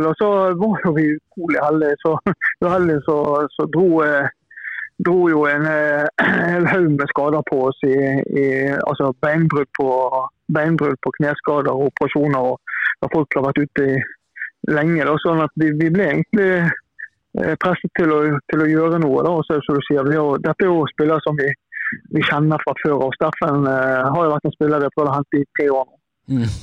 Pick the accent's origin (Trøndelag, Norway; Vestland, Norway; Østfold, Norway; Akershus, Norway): Vestland, Norway; Bergen; Jeg er jo her fra Bergen